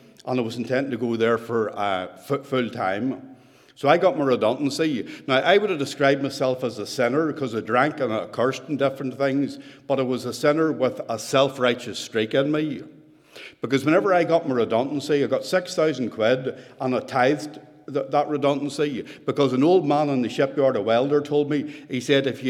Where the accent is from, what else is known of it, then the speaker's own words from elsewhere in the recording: Ballygowan, Northern Ireland, United Kingdom; moved away as an adult; now in Banbridge, United Kingdom; I was originally born in a small village called Ballygowan. That's where I grew up